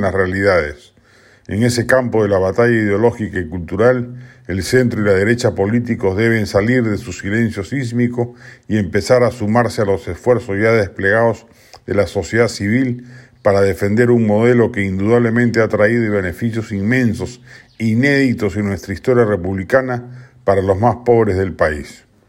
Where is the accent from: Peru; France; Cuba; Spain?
Peru; Somos más los peruanos